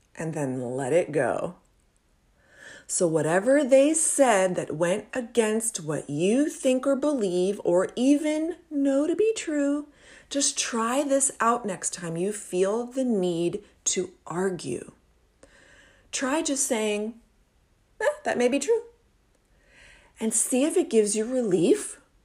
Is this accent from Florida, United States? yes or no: yes; Anna Maria Island, Florida, United States; moved away; I grew up on Anna Maria Island in the seventies and eighties